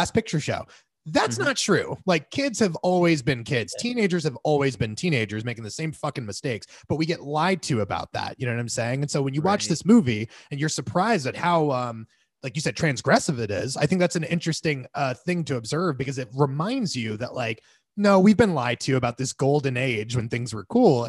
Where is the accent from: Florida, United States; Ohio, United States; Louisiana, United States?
Florida, United States; We grew up in Florida where, not always to be fair, okay, but there was this really strong emphasis.